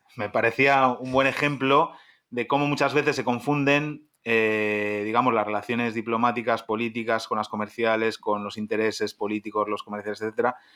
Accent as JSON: {"language": "Spanish", "country": "Spain", "moved": "yes", "said": "en mi país, en España"}